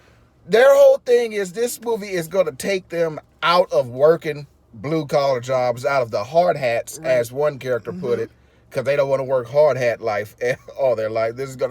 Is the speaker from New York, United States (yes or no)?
no; Houston, Texas, United States; We're from Houston.